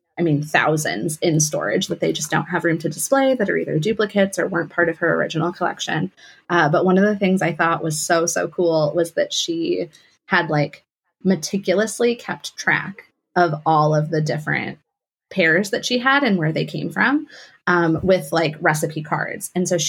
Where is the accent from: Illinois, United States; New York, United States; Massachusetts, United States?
Illinois, United States; Chicago; now in Iowa, United States; My family is from New England. So I grew up in Chicago